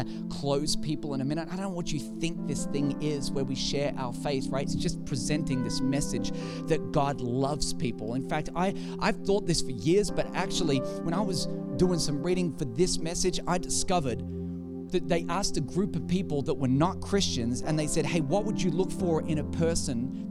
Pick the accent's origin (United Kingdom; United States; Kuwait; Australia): Australia; I am from Australia